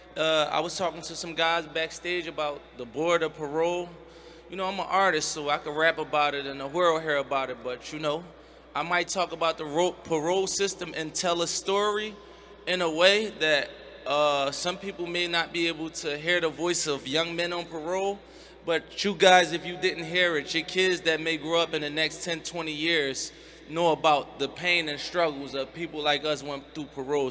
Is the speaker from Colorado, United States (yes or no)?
no; Philadelphia, Pennsylvania, United States; I'm from Philadelphia where like 90% of the community is Muslim